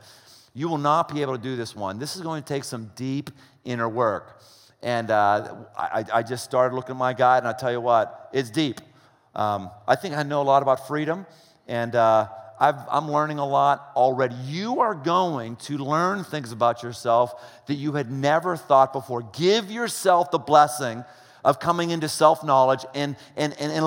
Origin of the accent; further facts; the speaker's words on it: United States